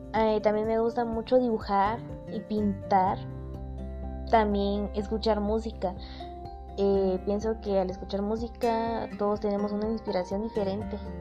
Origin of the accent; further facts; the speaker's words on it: Guatemala; Como guatemaltecos que somos